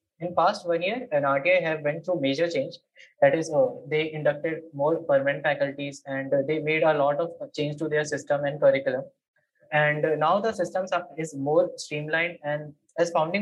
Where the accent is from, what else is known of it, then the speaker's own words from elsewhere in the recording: Patna, Bihar, India; I hail from Patna, Bihar.